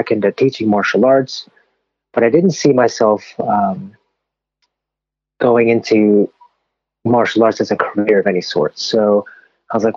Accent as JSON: {"language": "English", "town": "Los Angeles", "region": "California", "country": "United States", "tie": "born or raised there", "said": "I grew up in Los Angeles, and coming from Los Angeles"}